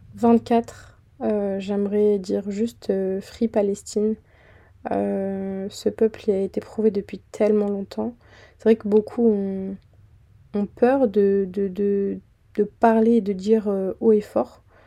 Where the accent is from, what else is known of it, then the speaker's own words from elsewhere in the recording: Fréjus, Provence-Alpes-Côte d'Azur, France; moved away as an adult; now in Île-de-France, France; je viens d'une petite ville dans le sud qui s'appelle Fréjus